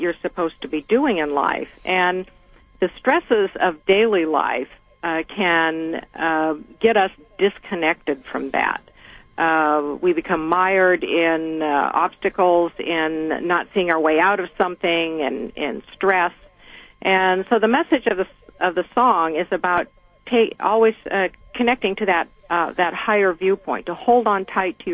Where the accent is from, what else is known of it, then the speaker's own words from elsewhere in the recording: Seattle, Washington, United States; I grew up in Seattle, almost as an only child